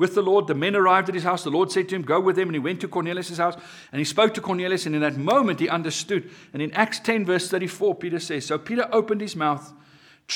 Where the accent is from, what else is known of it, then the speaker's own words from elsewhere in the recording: South Africa; My being a South African